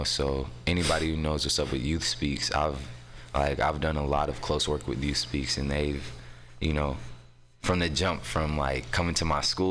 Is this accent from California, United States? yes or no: yes; San Francisco, California, United States; also born or lived in Oakland; So I'm from San Francisco. I was technically born in Oakland, but I was raised out here in San Francisco. I grew up in the Mo